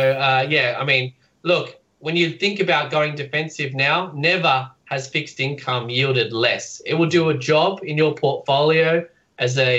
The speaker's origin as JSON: {"language": "English", "country": "Australia", "said": "as Australians"}